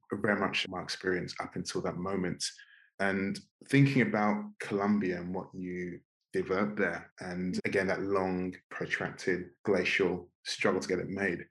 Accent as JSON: {"language": "English", "region": "London", "country": "United Kingdom", "tie": "born or raised there", "said": "in my immediate environment in Northwest London"}